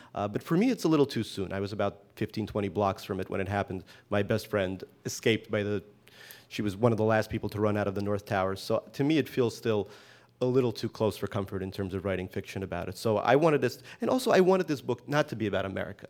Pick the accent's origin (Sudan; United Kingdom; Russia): Russia; also born or lived in Brooklyn; now in United States; I was born in the Soviet Union, so I speak Russian